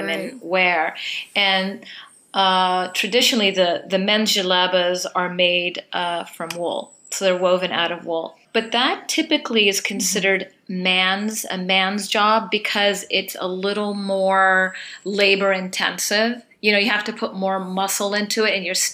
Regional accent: San Francisco, California, United States; moved away as an adult; also born or lived in Palestine / Los Angeles; now in Fez, Morocco; My parents moved to San Francisco when I was 3 and a half. So I was raised there

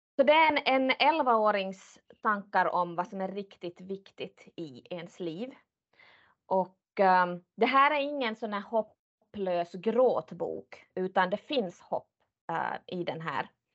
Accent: Finland; som finlandssvensk.

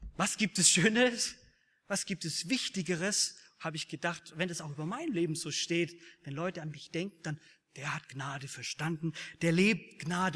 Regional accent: Bavaria, Germany; Ich komme aus Bayern

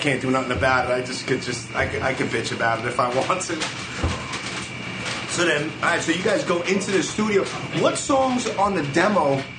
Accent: New York City, New York, United States; being 43, like, I was always into hip hop. I was always a street kid. I grew up and born and raised in Brooklyn.

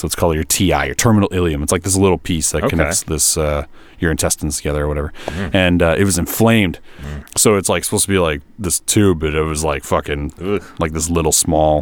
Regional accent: Kenora, Ontario, Canada; now in Vancouver, Canada; I'm from Kenora, Ontario, which is like still buried under snow.

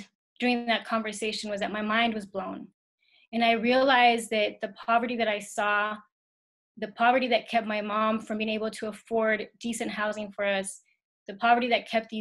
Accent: Ciudad Juárez, Chihuahua, Mexico; now in El Paso, United States; I grew up in Juarez, and we commuted to El Paso every day

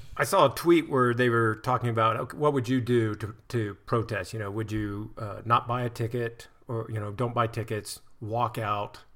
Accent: United States; as an American, I've been over there

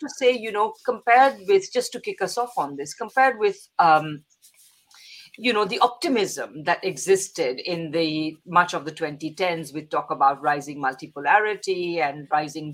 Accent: India; moved away; I'm originally from India

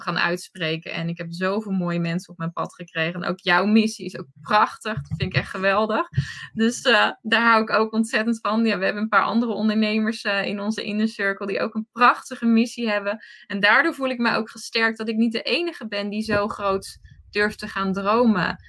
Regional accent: Rotterdam area, South Holland, Netherlands; ik kom uit het Rotterdamse

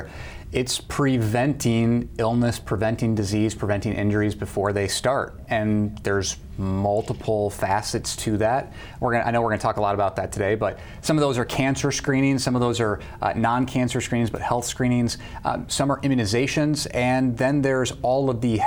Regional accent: Beemer, Nebraska, United States; moved away as an adult; now in Sioux Falls, United States; I'm originally from Nebraska, from a small town called Beamer, Nebraska

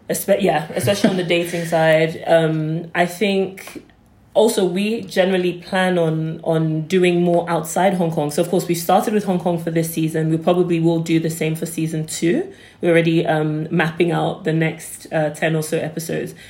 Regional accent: London, United Kingdom; when I was growing up in, in London, when I was um, much younger, so about say 10

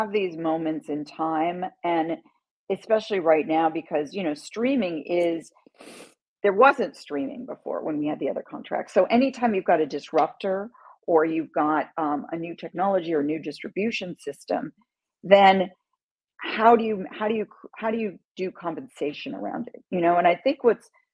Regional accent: London, United Kingdom; moved away; also born or lived in New York City; I grew up in London

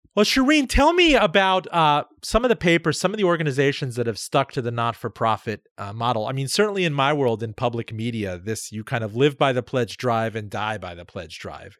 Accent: Miami, Florida, United States; now in Richmond, United States; my hometown, Miami

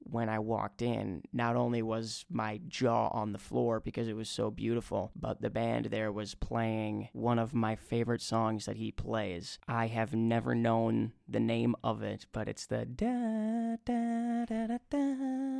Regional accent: Minnesota, United States; I was from Minnesota

